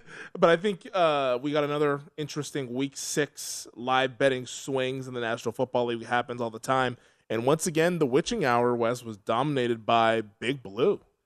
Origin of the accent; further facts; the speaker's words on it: Seattle, Washington, United States; Growing up in Seattle, basketball, N B A basketball was, like, a big deal